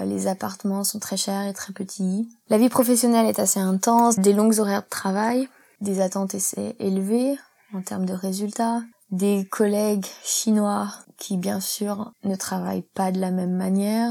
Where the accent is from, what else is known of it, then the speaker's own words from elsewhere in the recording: Isère, Auvergne-Rhône-Alpes, France; moved away as an adult; also born or lived in England; now in Hong Kong; Je viens de la campagne en Isère, un petit village de 1000 habitants.